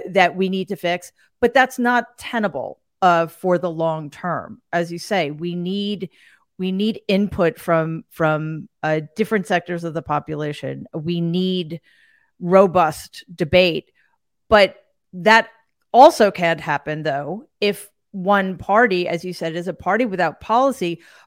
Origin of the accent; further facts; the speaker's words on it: United States; as an American